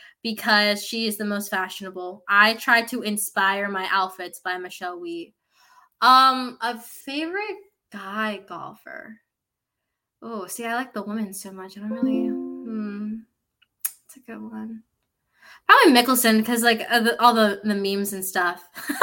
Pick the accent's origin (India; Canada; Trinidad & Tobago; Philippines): Philippines; I'm also Filipino, so like everyone in the Philippines can sing, but we also, every Filipino tends to have a karaoke machine.